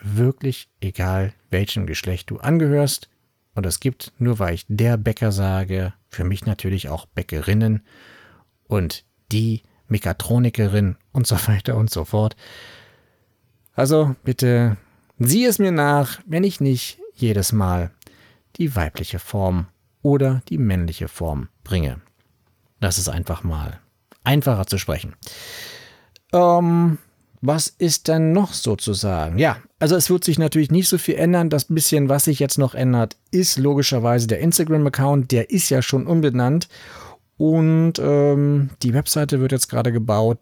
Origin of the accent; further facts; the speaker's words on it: Berlin, Germany; ich komme aus Berlin